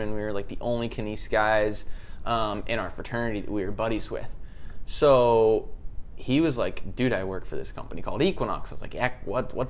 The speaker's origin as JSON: {"language": "English", "region": "Maryland", "country": "United States", "tie": "born or raised there", "said": "I grew up in Maryland"}